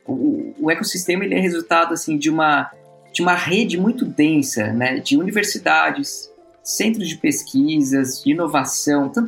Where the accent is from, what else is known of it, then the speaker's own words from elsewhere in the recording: São Paulo, Brazil; moved away as an adult; now in Florianópolis, Brazil; eu vim de, de São Paulo para Florianópolis, isso em 2007, para estudar aqui